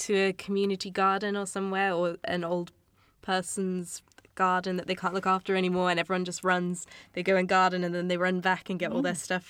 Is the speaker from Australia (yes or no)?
yes; Australia; now in London, United Kingdom; I grew up in Australia